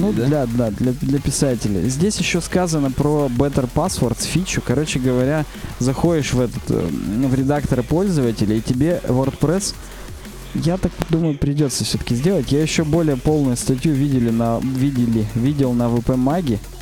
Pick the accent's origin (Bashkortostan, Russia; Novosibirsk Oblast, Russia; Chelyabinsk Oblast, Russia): Chelyabinsk Oblast, Russia; Chelyabinsk; у нас в Челябинске много очень красивых мест, причём прямо в Челябинске.